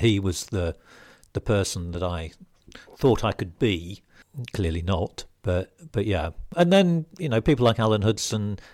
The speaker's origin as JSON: {"language": "English", "area": "Lincolnshire", "region": "East Midlands", "country": "United Kingdom", "tie": "born or raised there", "said": "I was born and brought up in Lincolnshire"}